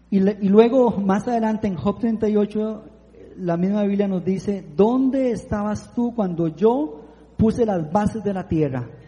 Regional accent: Piedades de Santa Ana, San José, Costa Rica; yo vengo de Piedades de Santa Ana, Piedades de Santa Ana es donde está la gente de alto nivel

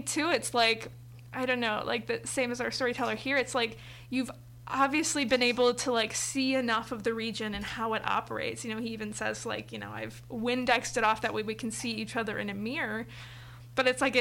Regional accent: Valparaiso, Indiana, United States; I'm from Valpo

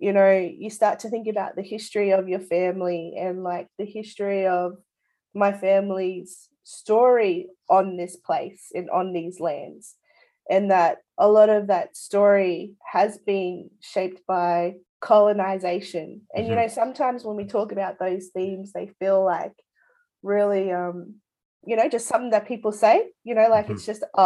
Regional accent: Rockhampton, Queensland, Australia; now in Wurundjeri country (Melbourne area), Australia; I grew up in Rockhampton on beautiful Darrumbal country.

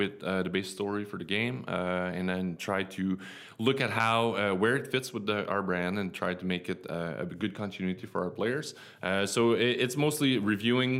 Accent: Quebec City, Quebec, Canada; moved away as an adult; also born or lived in United States; I'm from Quebec City

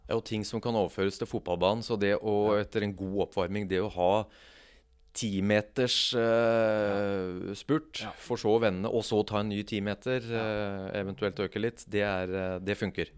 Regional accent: Kongsberg, Buskerud, Norway; jeg vokste opp på Kongsberg

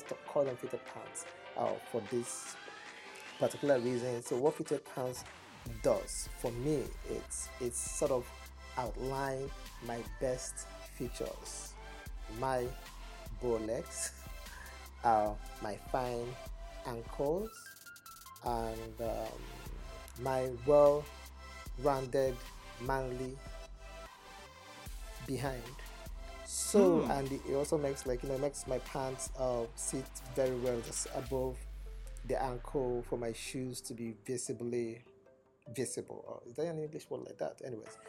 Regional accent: Nigeria; accent: Igbo; English is a second language; you're going to hit my Igbo accent at first.

